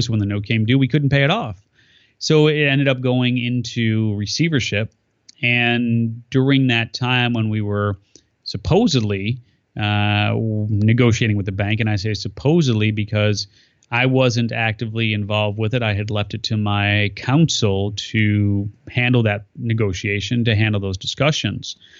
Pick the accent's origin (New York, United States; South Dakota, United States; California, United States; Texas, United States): California, United States; my home state of California